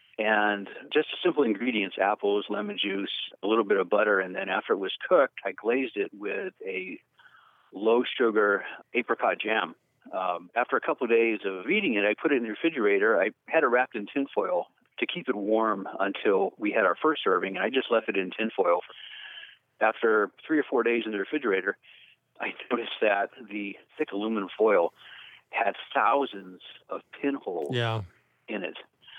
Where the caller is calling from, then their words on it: Sunnyvale, California, United States; I'm calling from Sunnyvale, California.